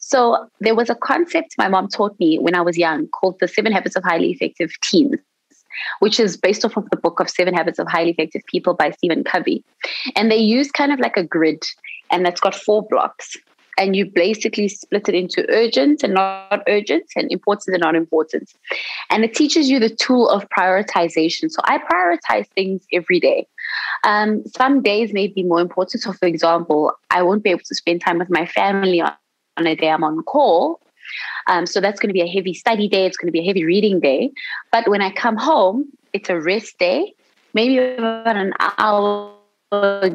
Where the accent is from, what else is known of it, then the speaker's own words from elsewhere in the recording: South Africa; in South Africa, as a South African resident, we have our fees that are subsidized by the government